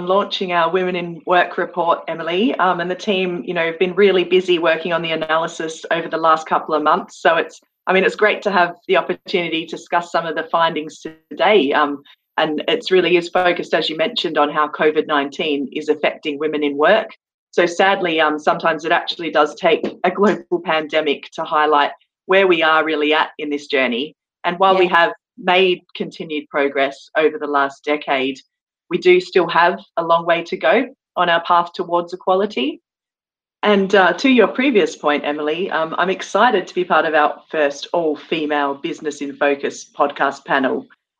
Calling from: London, United Kingdom; And I'm joining you from London today

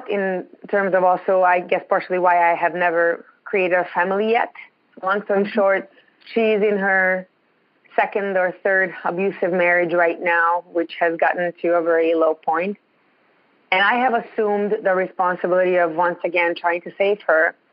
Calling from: Ontario, Canada; I'm calling from Ontario. It's really, really cold.

